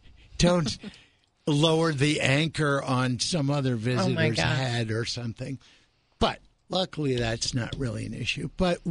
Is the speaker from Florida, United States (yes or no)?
no; California, United States; moved away; I lived at the lake. I'm a water sign. I'm from California.